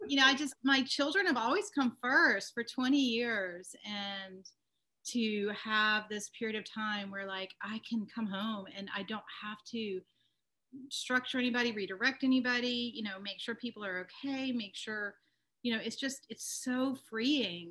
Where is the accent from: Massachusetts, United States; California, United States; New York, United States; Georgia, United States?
Georgia, United States; Atlanta; moved away as an adult; also born or lived in Wyoming; I grew up in Atlanta